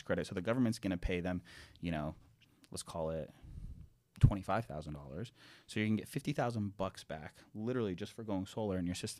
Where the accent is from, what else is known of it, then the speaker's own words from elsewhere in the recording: Ohio, United States; also born or lived in Toronto, Canada; I was born in Toronto, but I grew up in Ohio.